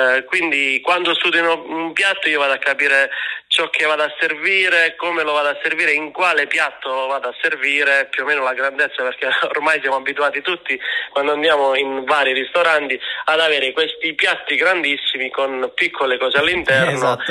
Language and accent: Italian; Basilicata, Italy; io sono lucano